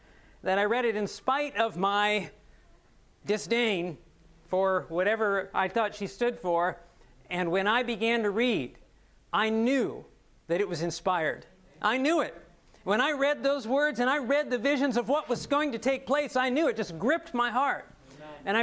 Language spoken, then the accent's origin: English; Ohio, United States; I'm an Ohio boy. I was born here in Ohio and raised here